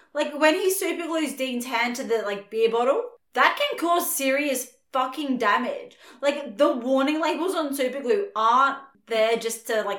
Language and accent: English; Australia